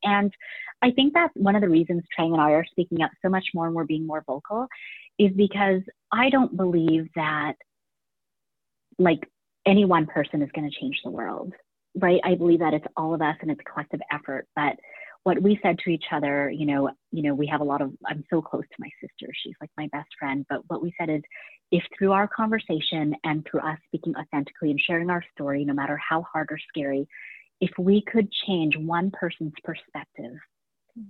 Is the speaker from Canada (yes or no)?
yes; Canada; our family immigrated here when I was about two years old, um, you know, and we didn't come to Canada with much and we didn't speak English